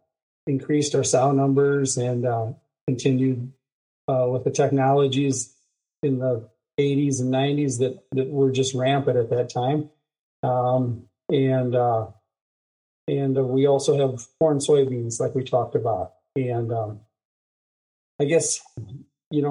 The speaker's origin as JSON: {"language": "English", "town": "Rock Rapids", "region": "Iowa", "country": "United States", "tie": "born or raised there", "said": "I'm a farmer from Northwest Iowa, Rock Rapids, Lyon County. I was raised on a farm"}